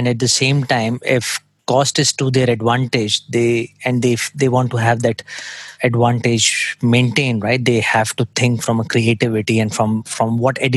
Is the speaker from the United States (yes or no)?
no; India; I come from India myself